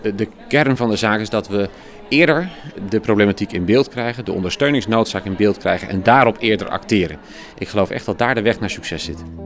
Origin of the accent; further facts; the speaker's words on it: Rotterdam, South Holland, Netherlands; Ik kom zelf uit Rotterdam-Zuid